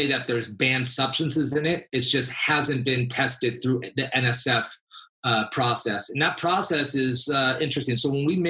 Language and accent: English; Los Angeles, California, United States; also born or lived in San Diego; I grew up in LA, born and raised